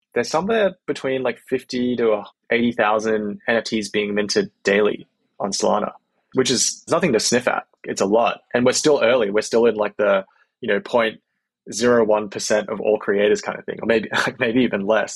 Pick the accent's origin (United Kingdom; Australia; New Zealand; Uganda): Australia; moved away as an adult; also born or lived in Bay Area, United States; now in United States; I'm from Australia originally, uh, moved to the US about eight years ago.